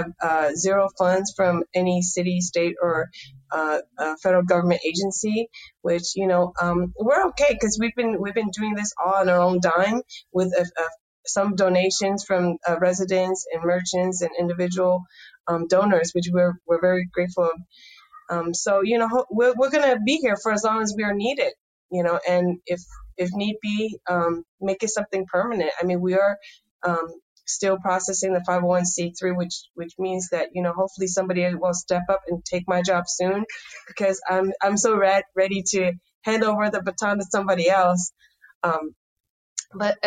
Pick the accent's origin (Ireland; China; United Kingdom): China; Taishan, Guangdong; now in San Francisco, United States; I was born in Toisan, China. It's a poor farming village. My toy was dirt